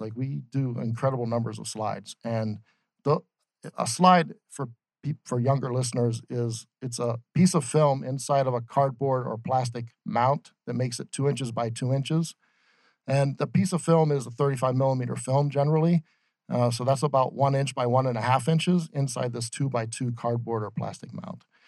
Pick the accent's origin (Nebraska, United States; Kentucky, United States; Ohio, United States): Ohio, United States; moved away as an adult; also born or lived in Boston; now in Phoenix, United States; I grew up in Ohio